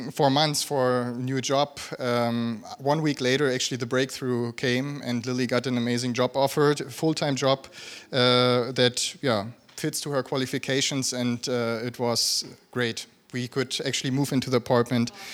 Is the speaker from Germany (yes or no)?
yes; a small village around Wolfsburg, Lower Saxony, Germany; moved away as an adult; also born or lived in South Africa; now in Berlin, Germany; I'm from Germany originally, from a small village around Wolfsburg.